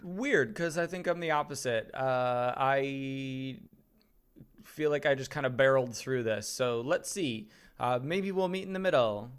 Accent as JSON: {"language": "English", "region": "Wisconsin", "country": "United States", "tie": "born or raised there", "said": "the county that I grew up in in Wisconsin"}